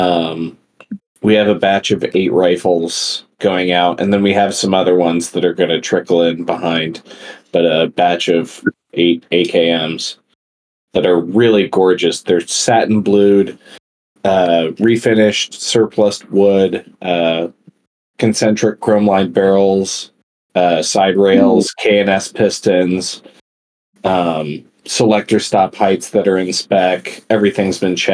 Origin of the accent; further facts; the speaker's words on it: Central Indiana, United States; now in Texas, United States; I'm from Central Indiana